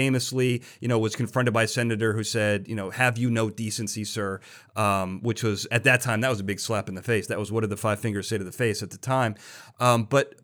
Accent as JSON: {"language": "English", "town": "Chicago", "region": "Illinois", "country": "United States", "said": "I'm from Chicago"}